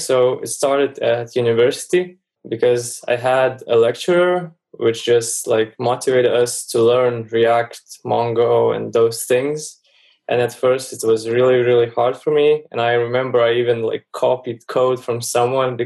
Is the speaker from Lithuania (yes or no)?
yes; Lithuania; I'm from Lithuania and Europe